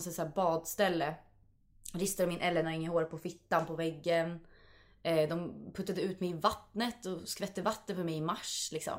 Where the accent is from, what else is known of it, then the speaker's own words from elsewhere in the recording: Vingåker, Södermanland, Sweden; moved away as an adult; now in Stockholm, Sweden; Jag kommer ju från Vingåker